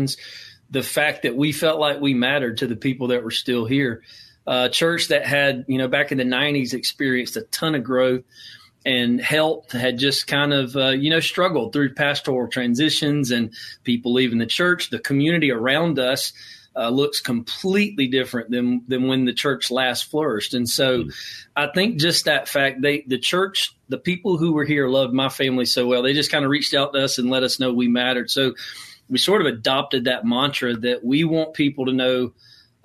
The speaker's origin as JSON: {"language": "English", "town": "Newnan", "region": "Georgia", "country": "United States", "tie": "born or raised there", "also_born_or_lived": "Augusta, Georgia / North Augusta, South Carolina / Bethlehem, Georgia", "moved": "as an adult", "said": "I started serving in my hometown there."}